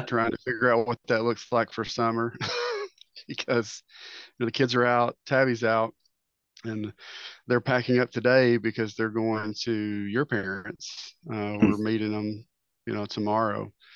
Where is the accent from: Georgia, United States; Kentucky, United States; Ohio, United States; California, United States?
Kentucky, United States; Eastern; moved away as an adult; I'm from good old Eastern Kentucky